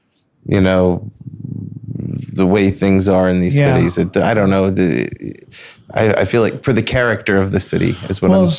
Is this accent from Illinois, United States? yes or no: no; New York City, New York, United States; moved away; also born or lived in Long Island; I'm originally from Flushing, Queens.